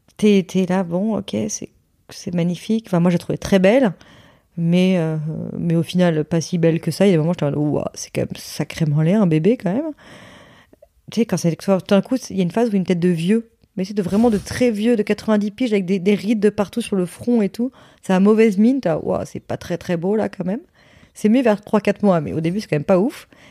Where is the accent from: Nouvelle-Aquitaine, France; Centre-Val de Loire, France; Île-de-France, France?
Nouvelle-Aquitaine, France; Hossegor; moved away; dans le sud-ouest chez moi à Osgore